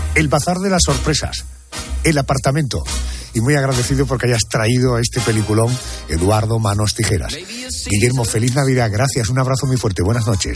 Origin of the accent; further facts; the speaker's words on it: Córdoba, Andalusia, Spain; Como andaluz y como cordobés